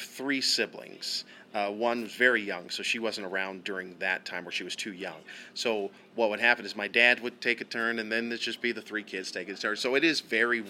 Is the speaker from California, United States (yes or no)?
yes; Southern California, United States; growing up in Southern California, there's also the Mexican food influence as well